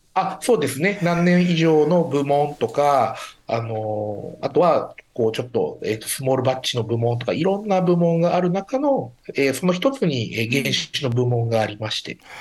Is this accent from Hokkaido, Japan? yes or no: yes; Hokkaido, Japan; moved away; 昔から私、北海道出身なんですけど